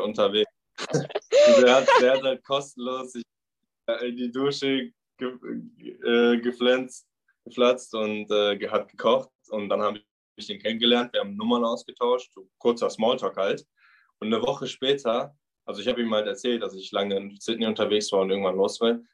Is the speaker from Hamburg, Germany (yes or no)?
no; Bochum, North Rhine-Westphalia, Germany; moved away as an adult; now in Australia; komme aus dem wunderschönen Bochum im Ruhrpott